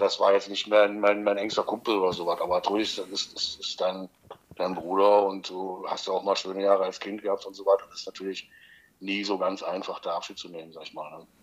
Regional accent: Magdeburg, Saxony-Anhalt, Germany; ersten FC Magdeburg, weil es halt meine Heimatstadt ist

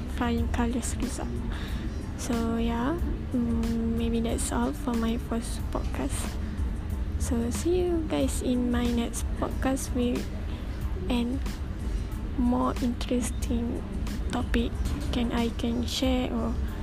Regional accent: Kelantan, Malaysia; English is a second language; I am from Kelantan

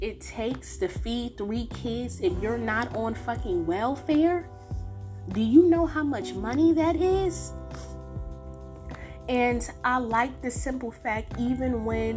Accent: Newark, New Jersey, United States; I'm from Newark.

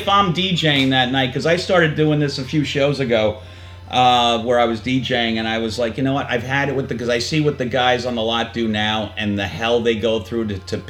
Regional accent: New York, United States; accent: New York; Even though I don't sound like it because I'm from New York, the accent creeps in every once in a blue moon.

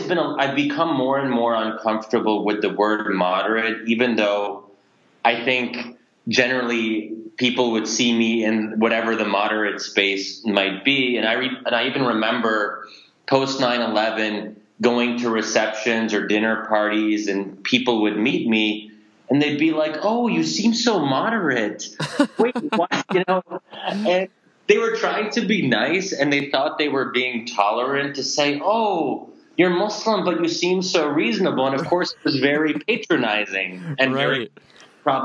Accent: United States; I'm a product of American culture

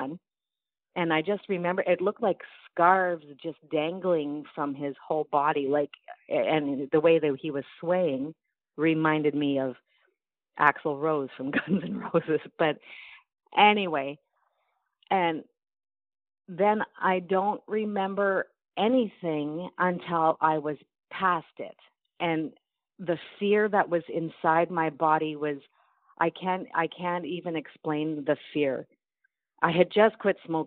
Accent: North Bay, Ontario, Canada; I'm from North Bay, Ontario

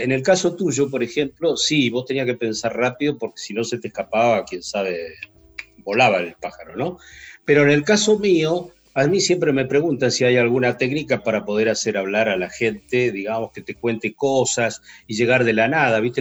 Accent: Río Gallegos, Santa Cruz, Argentina; Yo soy de Río Gallegos.

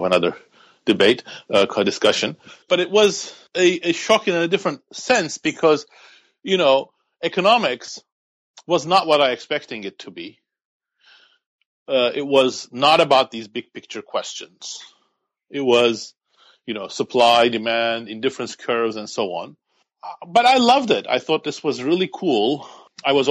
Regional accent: Turkey; moved away as an adult; also born or lived in York, United Kingdom; now in United States; I grew up and lived in Turkey

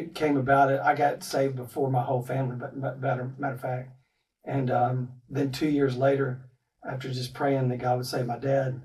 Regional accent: Texas, United States; moved away; also born or lived in Ohio; I'm from Texas. My wife is from Florida, and we met in Ohio.

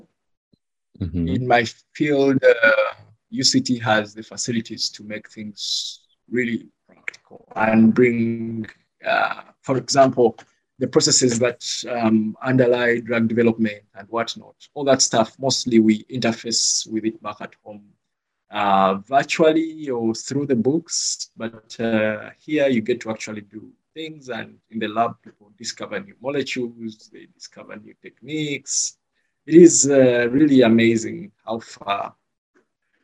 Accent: Uganda; moved away as an adult; now in Cape Town, South Africa; I come from Uganda

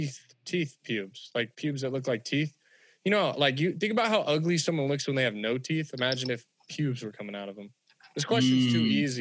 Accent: California, United States; Because I'm white and I'm from California

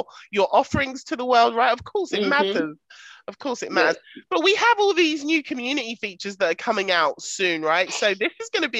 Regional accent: United Kingdom; I'm very British and I drink tea, not coffee

